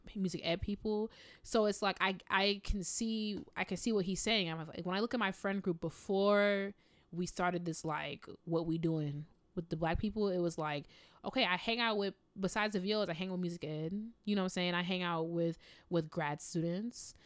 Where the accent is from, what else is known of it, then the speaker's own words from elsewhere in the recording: Midwest, United States; I'm from the Midwest. So in the Midwest, like, you look at people, you smile